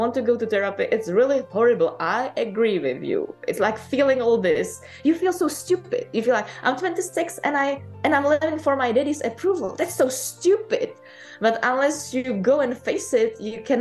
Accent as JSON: {"language": "English", "country": "Czechia", "also_born_or_lived": "Paris, France", "moved": "as an adult", "said": "I moved back from Paris to Czech Republic and stayed with my mom for a while"}